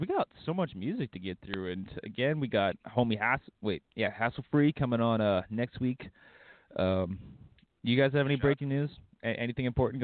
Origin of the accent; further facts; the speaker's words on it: Alberta, Canada; I'm from Alberta